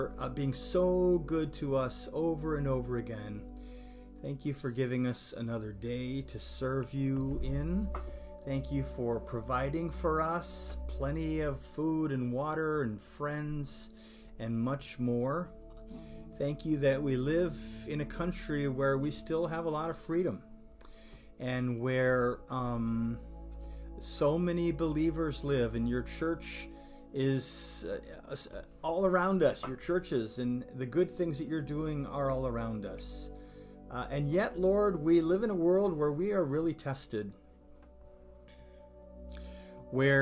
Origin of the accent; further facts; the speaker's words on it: Sweden; I'm Swedish